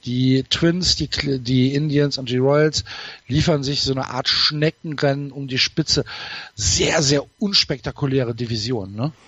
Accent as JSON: {"language": "German", "region": "North Rhine-Westphalia", "country": "Germany", "tie": "born or raised there", "said": "bei uns Informatik als Naturwissenschaft durchging"}